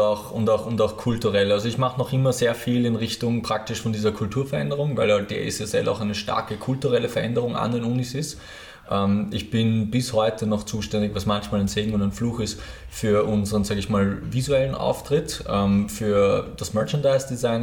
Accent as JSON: {"language": "German", "region": "Lower Austria", "country": "Austria", "moved": "yes", "lives_now": "Vienna, Austria", "said": "ich bin ja selber Niederösterreicher"}